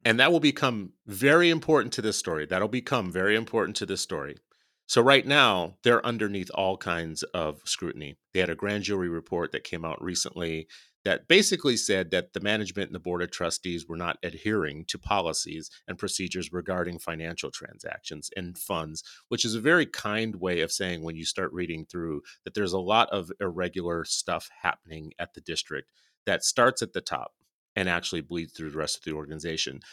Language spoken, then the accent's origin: English; New Orleans, Louisiana, United States; I grew up in New Orleans